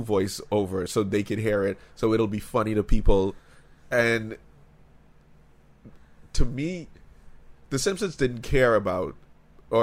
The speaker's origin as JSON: {"language": "English", "country": "Bahamas", "tie": "born or raised there", "said": "we grew up in the Bahamas"}